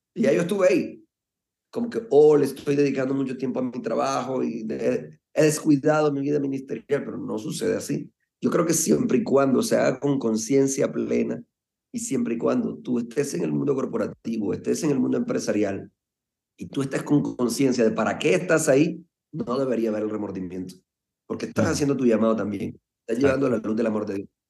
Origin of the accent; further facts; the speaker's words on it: Colombia; desde muy, muy pelado, decimos en Colombia